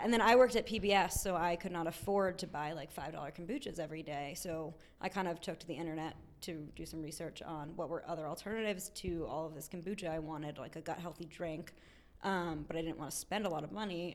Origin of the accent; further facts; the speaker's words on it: Short Hills, New Jersey, United States; moved away as an adult; also born or lived in Boston / Tokyo; now in Washington, D.C., United States; I grew up in New Jersey